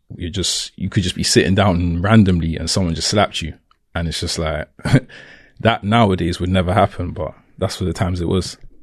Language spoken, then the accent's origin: English; London, United Kingdom; accent: Cockney; I was born in Camden, raised in Camden